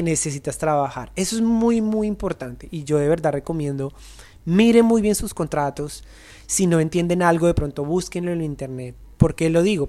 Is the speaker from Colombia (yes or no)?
yes; Colombia; los bailarines no somos reconocidos en Colombia